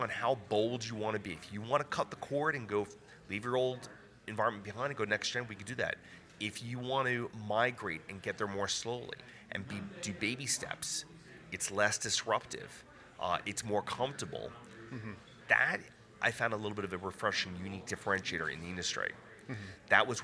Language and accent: English; New York, United States; I'm from New York